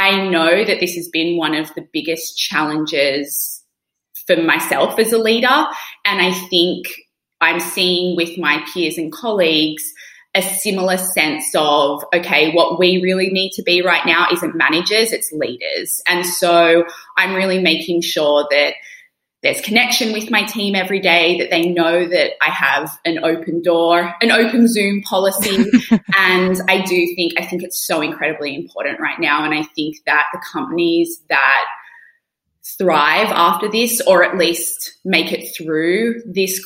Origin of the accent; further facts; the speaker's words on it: Australia; also born or lived in United Kingdom; now in New York, United States; I'm an Australian living in New York and I lived in the UK for many years